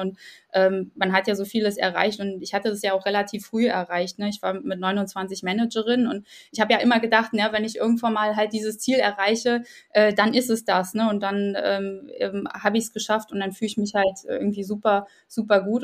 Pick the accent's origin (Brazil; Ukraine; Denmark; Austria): Ukraine; now in Germany; ich selbst komme aus der Ukraine